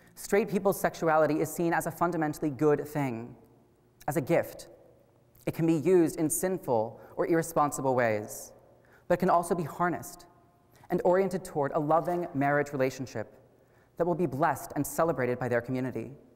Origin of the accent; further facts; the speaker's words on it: Wichita, Kansas, United States; I was born and raised here in Wichita